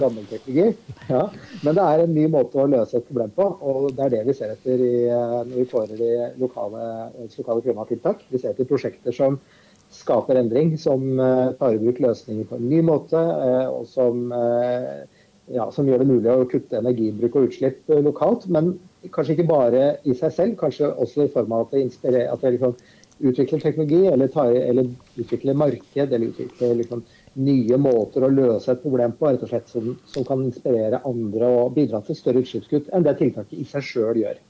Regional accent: Viken, Norway; jeg kommer jo fra Østfold sjøl

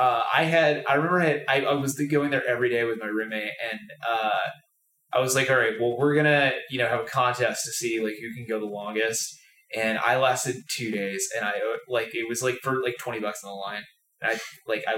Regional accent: Boston, Massachusetts, United States; moved away; I'm originally from Boston

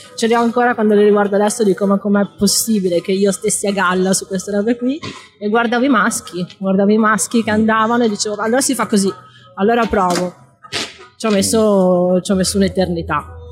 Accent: Padua, Veneto, Italy; di Padova, cioè non sono nata alle Hawaii, non sono nata in Sudafrica

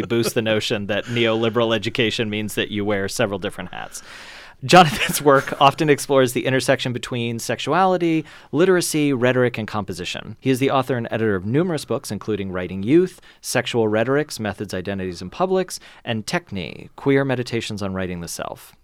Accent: Kentucky, United States; I grew up in Kentucky

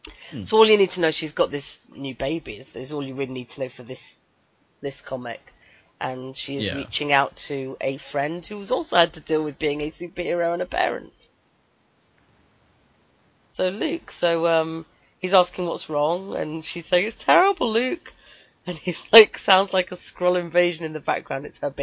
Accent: United Kingdom; well, I'm

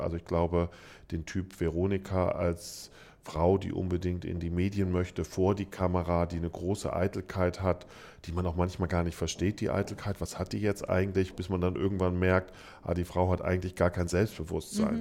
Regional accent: Frankfurt am Main, Hesse, Germany; ich komme aus Frankfurt am Main

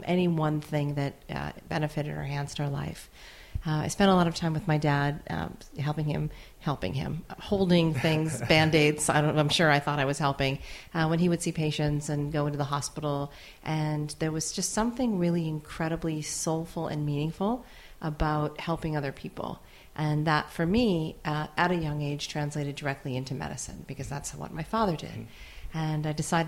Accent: Marquette, Michigan, United States; I was born in Marquette, Michigan, where there were all Swedish, Norwegian, and Finnish people, with the exception of a handful of families

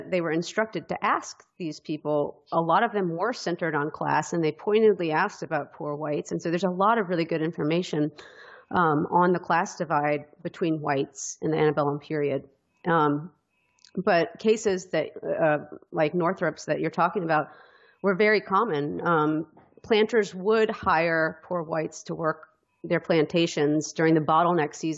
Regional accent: Deep South, United States; growing up in the Deep South. I think it's pretty hard to live here

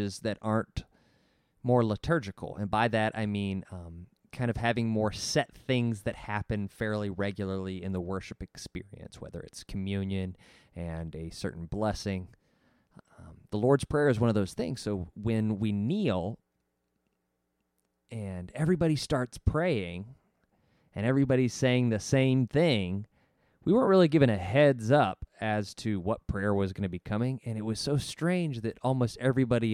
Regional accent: Arkansas, United States; I grew up in Arkansas

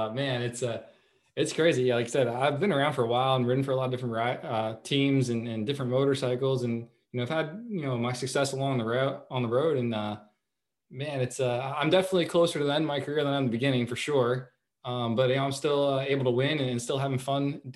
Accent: Pennsylvania, United States; Born and bred in Pennsylvania

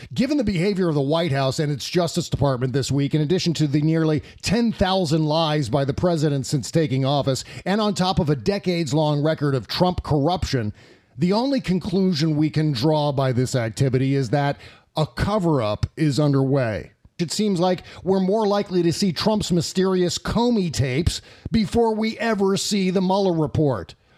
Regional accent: United States; We as American citizens

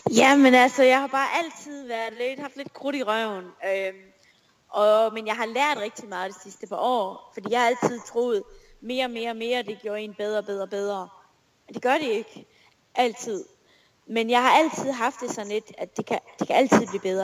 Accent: Esbjerg, Southern Denmark, Denmark; moved away as an adult; also born or lived in Aalborg; jeg er jo født og opvokset i Esbjerg, og Esbjerg er stadig min by.

